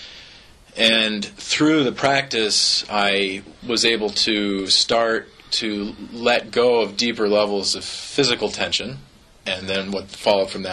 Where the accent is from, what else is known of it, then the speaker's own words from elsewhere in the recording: Eugene, Oregon, United States; moved away as an adult; also born or lived in Seattle; we really need to move back to Eugene